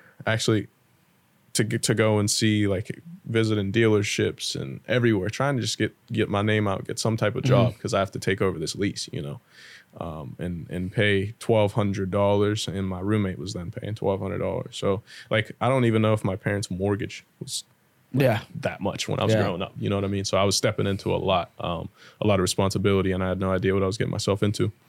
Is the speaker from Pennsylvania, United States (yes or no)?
yes; Greensburg, Pennsylvania, United States; also born or lived in Florida; growing up in Greensburg, you don't hear no type of accents, no, like, all you hear is English, you know, white, black, Italian, and that's really all you see in Pennsylvania, in Greensburg at least.